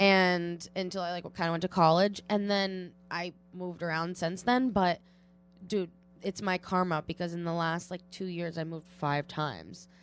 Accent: Watertown, Massachusetts, United States; I grew up in Watertown, Massachusetts

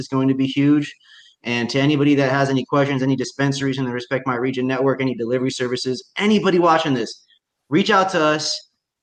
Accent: Indiana, United States; now in Washington, United States; I grew up in Indiana

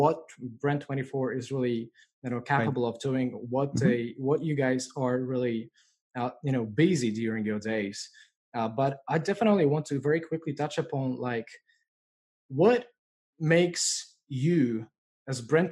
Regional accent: Poland; my home country of Poland

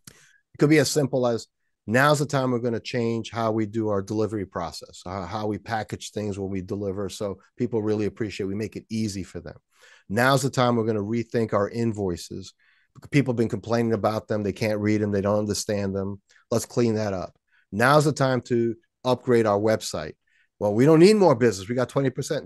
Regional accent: New York City, New York, United States; there was a hill near my house when I grew up in Washington Heights in New York City

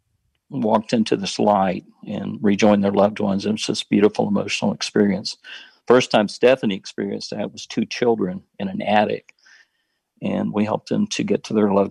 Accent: the South, United States; I was raised in the Baptist church here in the South

